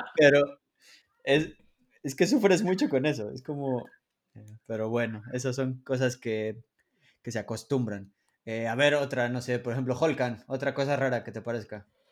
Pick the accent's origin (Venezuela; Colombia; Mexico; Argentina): Mexico; moved away as an adult; now in Poland